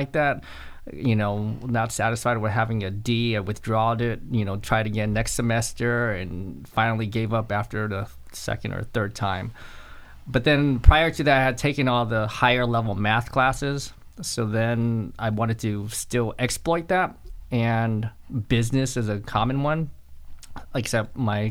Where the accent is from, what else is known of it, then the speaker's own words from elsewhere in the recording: Los Angeles, California, United States; moved away as an adult; now in Augusta, United States; I'm originally from Los Angeles, California, and I've been in Augusta, Georgia for, 8, 9 years now